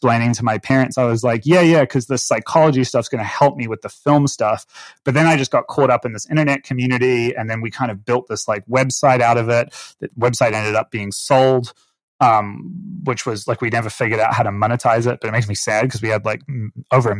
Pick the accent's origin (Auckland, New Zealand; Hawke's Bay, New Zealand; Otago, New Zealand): Auckland, New Zealand; moved away; where I grew up in Auckland, New Zealand